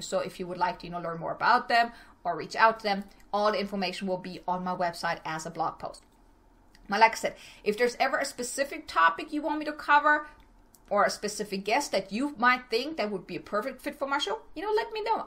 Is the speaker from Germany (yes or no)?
yes; Germany; moved away as an adult; now in El Paso, United States; originally, I'm from Germany. I came to El Paso, Texas back in 2006 with my ex husband